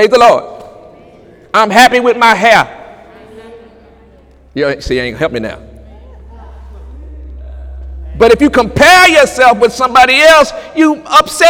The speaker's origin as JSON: {"language": "English", "country": "United States", "said": "I am an American citizen"}